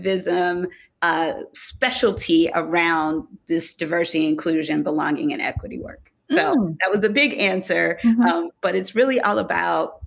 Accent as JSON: {"language": "English", "town": "Detroit", "region": "Michigan", "country": "United States", "also_born_or_lived": "Oakland, California", "moved": "yes", "lives_now": "St. Thomas, U.S. Virgin Islands", "said": "I'm originally from Detroit, Michigan"}